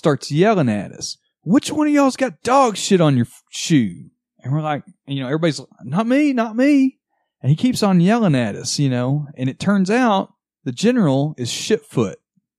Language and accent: English; Southern America, United States; We are from Southern America.